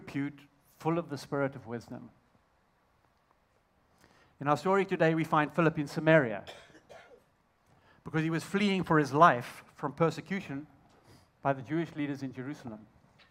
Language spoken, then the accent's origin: English; Zimbabwe; accent: Southern African; I'm actually from Zimbabwe